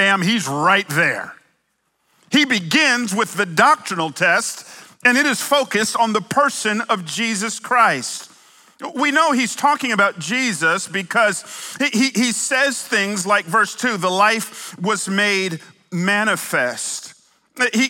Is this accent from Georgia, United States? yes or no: yes; Atlanta, Georgia, United States; moved away; also born or lived in California; I might have moved here from California, but I grew up in Atlanta